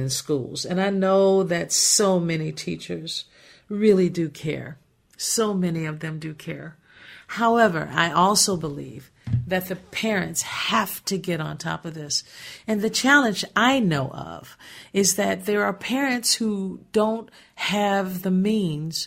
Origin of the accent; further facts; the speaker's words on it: Gary, Indiana, United States; I was born and raised in Gary, Indiana.